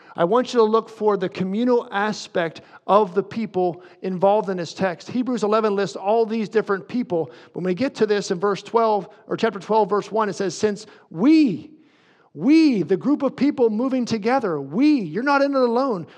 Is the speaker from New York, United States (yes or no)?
no; near Windber, Pennsylvania, United States; a town near my hometown called Winber